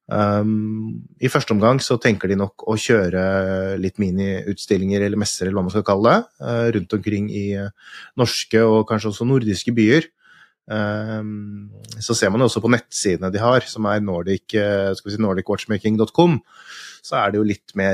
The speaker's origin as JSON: {"language": "Norwegian", "country": "Norway", "said": "det er tøft, det, å komme som nordmann ned i nede i Genève"}